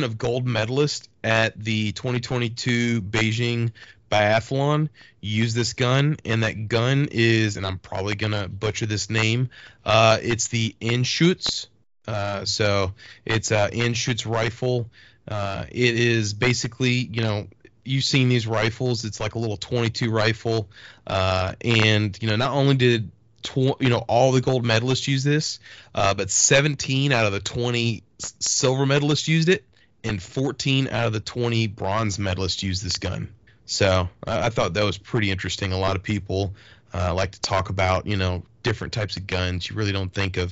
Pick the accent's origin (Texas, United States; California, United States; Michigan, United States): Texas, United States; I'm originally from Texas